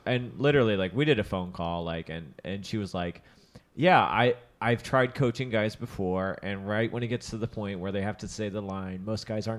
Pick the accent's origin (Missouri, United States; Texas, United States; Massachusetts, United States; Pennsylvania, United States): Missouri, United States; St. Louis; I'm from St. Louis.